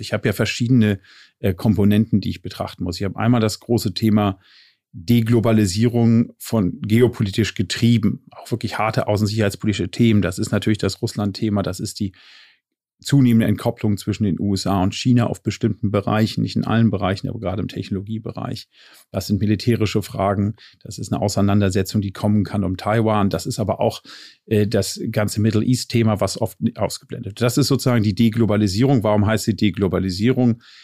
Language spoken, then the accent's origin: German; Ostholstein, Schleswig-Holstein, Germany; now in Berlin, Germany; lebe in Berlin, geboren allerdings in Ostholstein und dort auch äh, verwurzelt und verwachsen.